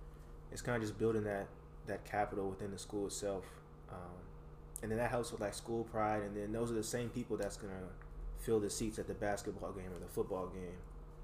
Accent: Baton Rouge, Louisiana, United States; I'm from Baton Rouge, man. Baton Rouge, Louisiana.

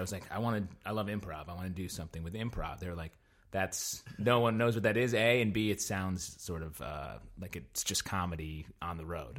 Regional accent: upstate New York, United States; moved away; I'm from upstate New York, uh, way up at the top

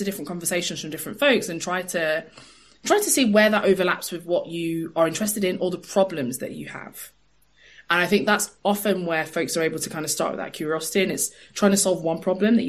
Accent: London, United Kingdom; I'm from East London

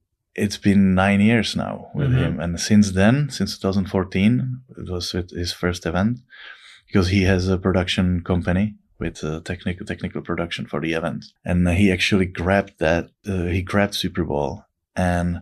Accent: Liberec, Liberec Region, Czechia; my hometown, Liberec.

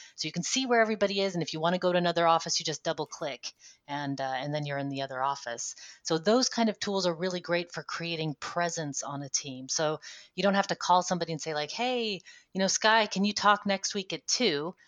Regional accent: United States; moved away as an adult; now in Netherlands; I'm an American living in the Netherlands for the last 10 years

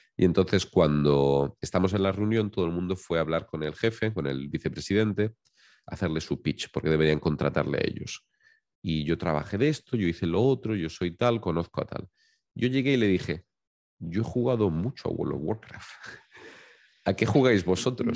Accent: Valencian Community, Spain; yo soy valenciano, soy de, un pequeño pueblecito que está en la costa del Mediterráneo

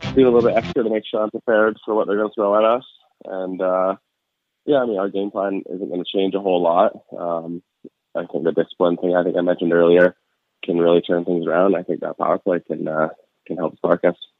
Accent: Vancouver, British Columbia, Canada; moved away as an adult; also born or lived in Buffalo; pretty surreal being in, in the hometown

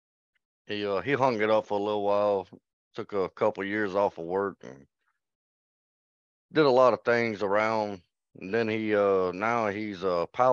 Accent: Baton Rouge, Louisiana, United States; I was born in Baton Rouge, Louisiana

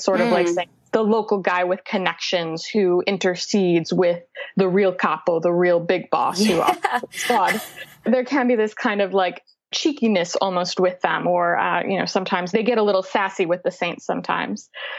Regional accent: Massachusetts, United States; now in Brooklyn, United States; I live in Brooklyn, but I grew up in Massachusetts, and I grew up with the Italian-American heritage on both sides of the family. So my father's people are from Abruzzo, and my mother's people are from Campania

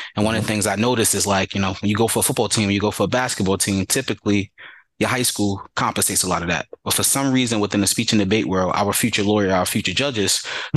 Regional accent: New York City, New York, United States; growing up in the Bronx and going to high school in Harlem.

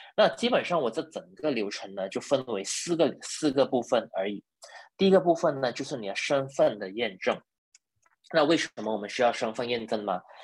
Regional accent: Malaysia; also born or lived in Sabah; 我是马来西亚人，呃，大学毕业于这里，呃，马来西亚的理科大学。嗯。那我大学毕业了以后呢，就一直在沙巴，呃，的医院服务

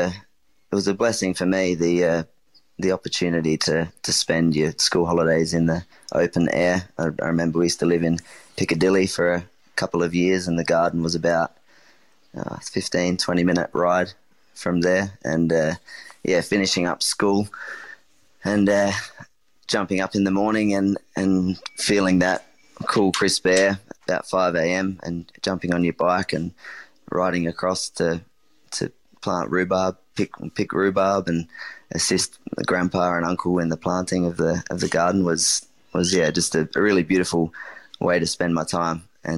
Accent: South Australia, Australia; I think growing up in the Adelaide Hills, in a single mum and my brother, it was definitely about, using what you have and what you can get, what you're surrounded by.

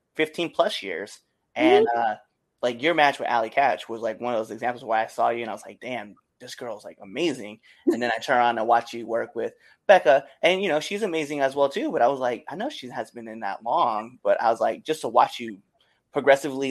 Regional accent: Nebraska, United States; moved away; also born or lived in Auburn, Massachusetts; I'm originally from Nebraska

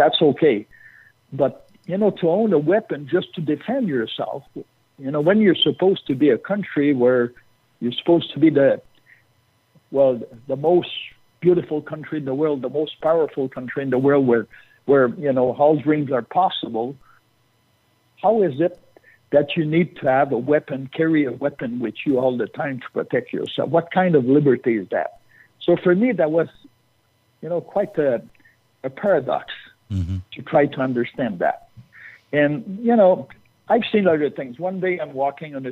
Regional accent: Canada; I'm Canadian

